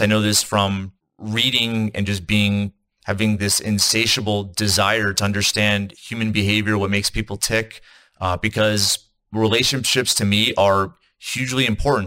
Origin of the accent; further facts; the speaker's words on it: East Coast, United States; now in Salt Lake City, United States; I'm in the United States. I'm in Utah. I'm in Salt Lake City. I'm from the East Coast.